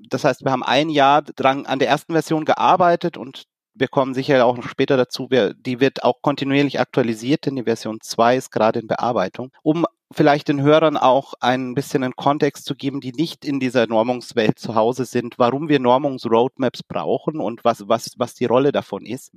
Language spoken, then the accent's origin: German; Germany; als Deutsche